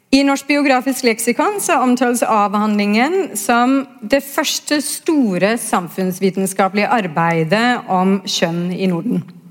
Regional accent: Denmark; now in Norway; er jo født og oppvokst i Danmark

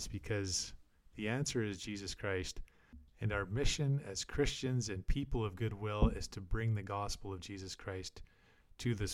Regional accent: Alberta, Canada; Alberta, the province that I'm from Canada

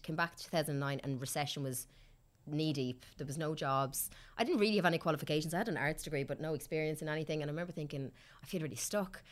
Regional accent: Kilkenny, Leinster, Ireland; moved away as an adult; also born or lived in Australia; now in Dublin, Ireland; I'm from Kilkenny originally

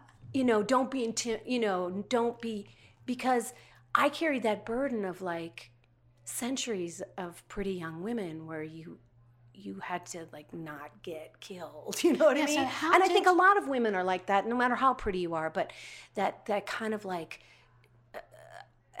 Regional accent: Minnesota, United States; moved away; I came from Minnesota

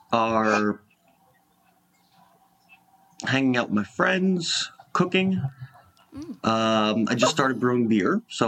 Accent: New Jersey, United States; also born or lived in Bronx, New York; now in New York, United States; I am originally from New Jersey, and I now live in New York in the Bronx.

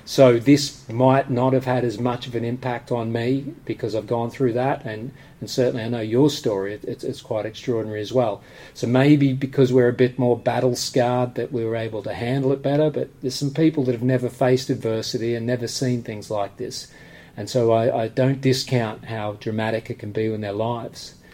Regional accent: Australia; now in United Kingdom; I'm, from Australia, but I'm a British resident.

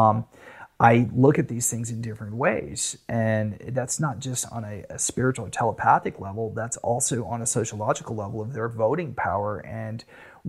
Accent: United States; I'm American

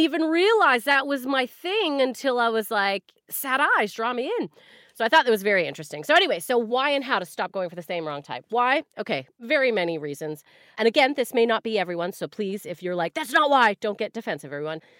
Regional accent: Canada; As a Canadian

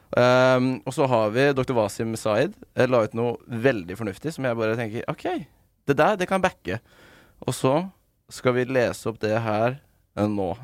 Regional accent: Skien, Telemark, Norway; Altså, jeg kommer fra Skien

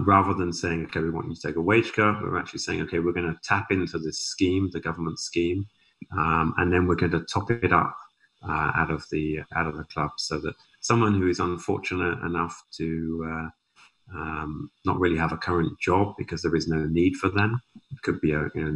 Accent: Southampton, South East England, United Kingdom; now in Canada; I'm obviously from Southampton

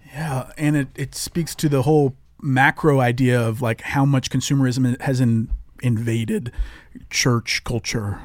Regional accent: the South, United States; growing up in the South

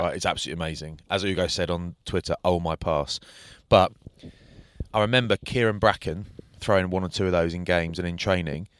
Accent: United Kingdom; being from sort of London or Bath

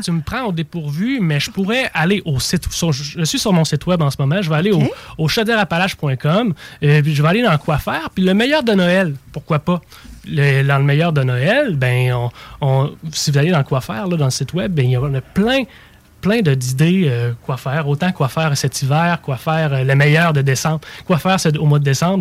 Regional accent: Trois-Rivières, Quebec, Canada; now in Montmagny, Canada; je viens pas de là, je viens de Trois-Rivières, je vous dis tout de suite. Je suis de la Mauricie.

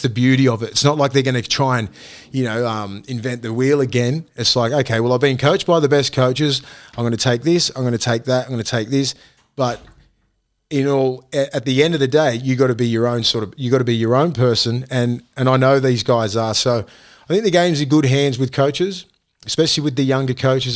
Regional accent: Australia; I'm from Toronto West. I'm your young kid from commission houses

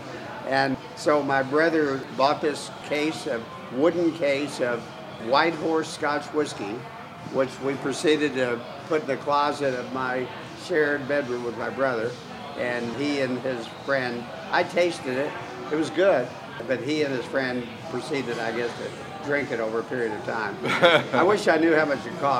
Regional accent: Oklahoma, United States; moved away as an adult; now in Seattle, United States; I grew up in Oklahoma.

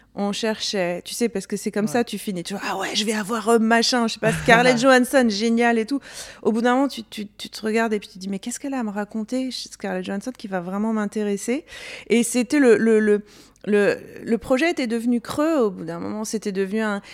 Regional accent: Corsica, France; now in United States; j'ai grandi en Corse

